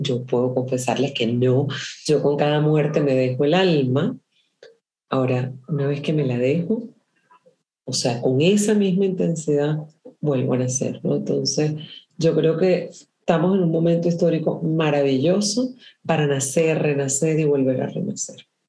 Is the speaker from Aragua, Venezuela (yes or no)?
no; Caracas, Capital District, Venezuela; moved away as an adult; also born or lived in Caribbean island; now in Chile; yo soy caraqueña